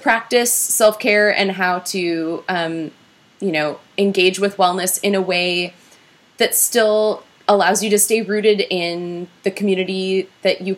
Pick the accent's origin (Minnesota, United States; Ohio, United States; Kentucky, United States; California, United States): Minnesota, United States; I'm from Minnesota